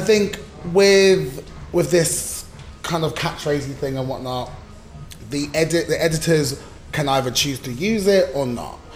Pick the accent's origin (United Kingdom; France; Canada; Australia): United Kingdom; we're British.